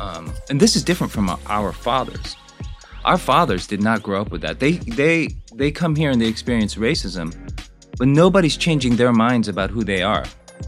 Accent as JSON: {"language": "English", "town": "Glendale", "region": "California", "country": "United States", "tie": "born or raised there", "also_born_or_lived": "Seoul, South Korea / Houston, United States / Seattle, United States / Daly City, United States", "said": "I was born in Seoul, was there till I was 6 years old, and then came to Houston, Texas. Went to elementary school in Houston. Then the roaming started. We went to, I think, Seattle, Daly City, San Jose, Monterey Park, and we settled in Glendale."}